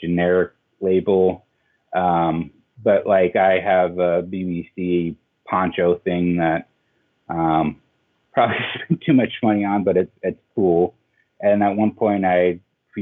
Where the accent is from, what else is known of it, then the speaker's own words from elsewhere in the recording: Denver, Colorado, United States; now in Portland, United States; I grew up in Denver